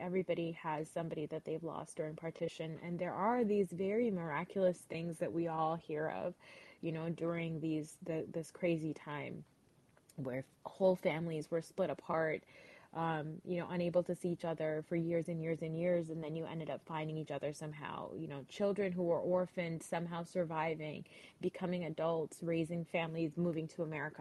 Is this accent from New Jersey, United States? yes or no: yes; New Jersey, United States; I am a Pakistani American girl from New Jersey